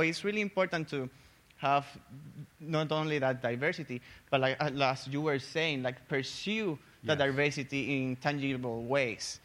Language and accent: English; Puerto Rico; moved away as an adult; also born or lived in Tennessee; now in United States; I'm from Puerto Rico